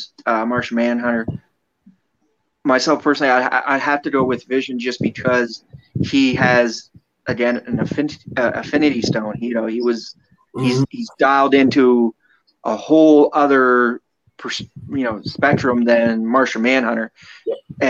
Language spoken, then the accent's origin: English; Canada; me being Canadian